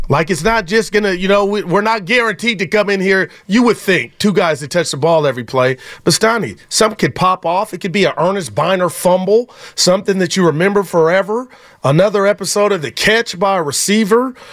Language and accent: English; Union City, California, United States; I'm from Union City, California.